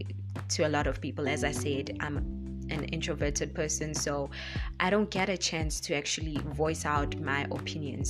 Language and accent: English; South Africa; English is a second language; I'm African, South African to be more precise.